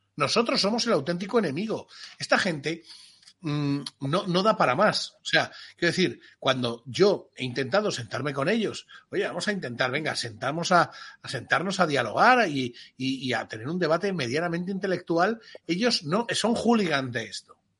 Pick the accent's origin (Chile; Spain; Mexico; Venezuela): Spain; Como español